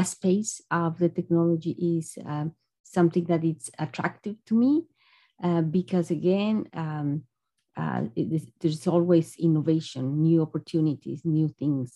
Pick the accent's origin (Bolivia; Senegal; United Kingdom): Bolivia; moved away as an adult; also born or lived in Ukraine; now in United States; I am originally from Bolivia